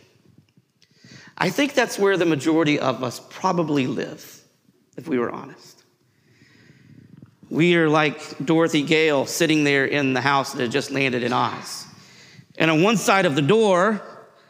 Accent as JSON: {"language": "English", "region": "Tennessee", "country": "United States", "tie": "born or raised there", "said": "I grew up in Tennessee, and we went to Gatlinburg often for vacation"}